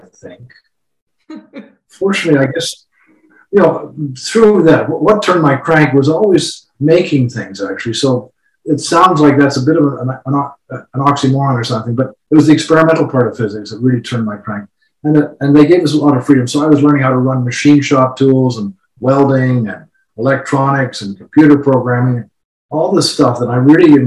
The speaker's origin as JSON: {"language": "English", "town": "Winnipeg", "region": "Manitoba", "country": "Canada", "tie": "born or raised there", "said": "I was born in Winnipeg in 1944"}